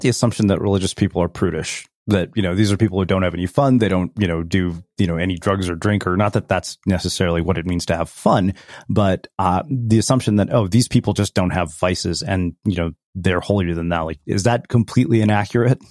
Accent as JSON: {"language": "English", "country": "India", "said": "as an Indian person"}